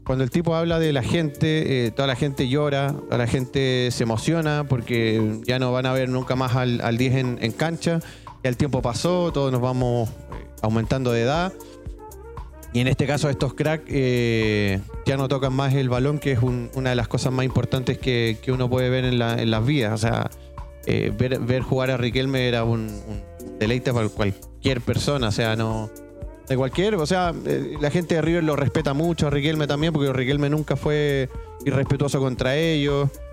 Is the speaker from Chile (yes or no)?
yes; Chile; Acá en Chile